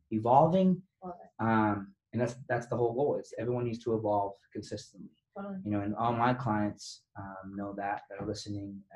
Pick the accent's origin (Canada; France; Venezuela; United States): Venezuela; I am from Venezuela.